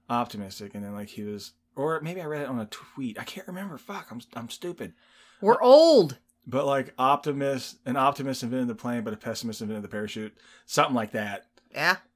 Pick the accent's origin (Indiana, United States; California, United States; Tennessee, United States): Indiana, United States; from Indiana.